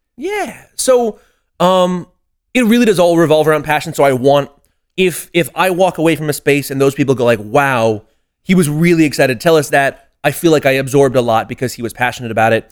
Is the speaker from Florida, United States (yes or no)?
no; San Diego, California, United States; born or raised there; moved away as an adult; also born or lived in Boston